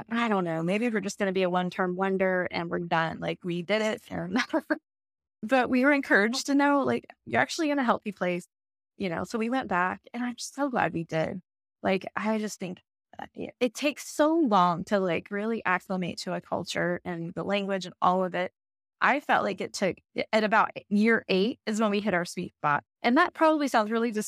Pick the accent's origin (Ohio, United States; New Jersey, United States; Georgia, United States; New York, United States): Georgia, United States; Savannah; I grew up in Savannah, Georgia